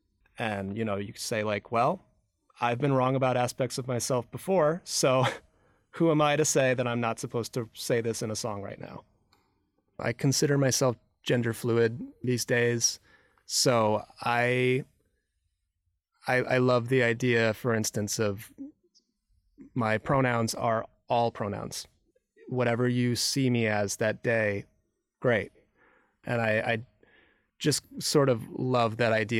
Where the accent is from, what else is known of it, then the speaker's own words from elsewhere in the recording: Michigan, United States; moved away as an adult; now in New York, United States; I grew up in the Midwest, in Michigan